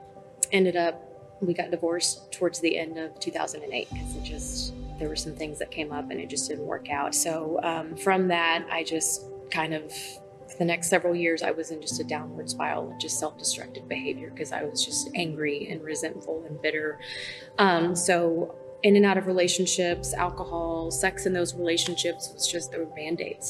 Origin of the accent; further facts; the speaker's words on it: North Texas, United States; moved away as an adult; now in Norman, United States; I was originally from North Texas, grew up down there, moved here about 5.5 years ago